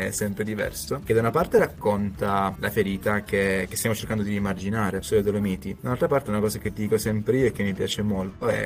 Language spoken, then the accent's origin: Italian; Sicily, Italy; now in Trento, Italy; io sono un siciliano che vive a Trento e che ha una startup trentina